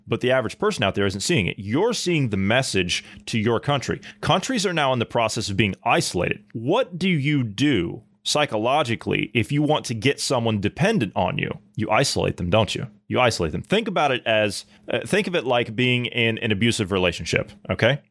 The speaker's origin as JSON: {"language": "English", "region": "Ohio", "country": "United States", "said": "I'm from Ohio"}